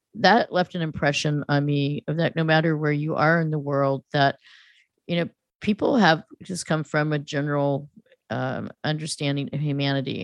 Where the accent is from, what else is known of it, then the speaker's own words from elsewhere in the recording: near Stanford and UC Berkeley, California, United States; growing up in California, in proximity of of Stanford and UC Berkeley.